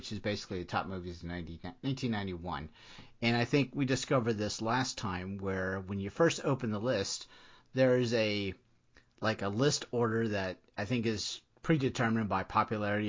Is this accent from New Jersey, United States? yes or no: no; Florida, United States; moved away as an adult; also born or lived in Washington, D.C.; I grew up in Florida